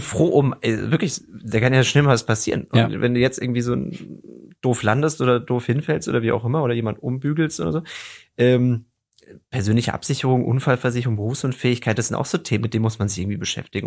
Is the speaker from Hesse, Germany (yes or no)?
yes; Darmstadt, Hesse, Germany; ich komme aus der Region Darmstadt